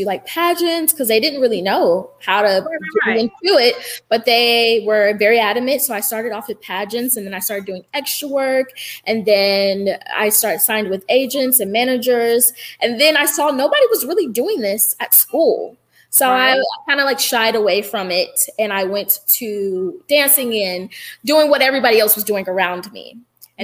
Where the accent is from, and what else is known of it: Winston-Salem, North Carolina, United States; born or raised there; moved away as an adult; also born or lived in New York